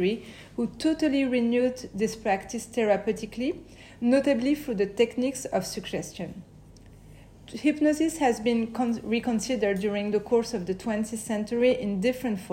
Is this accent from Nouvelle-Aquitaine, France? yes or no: no; Paris, Île-de-France, France; I grew up in Paris, where I still live today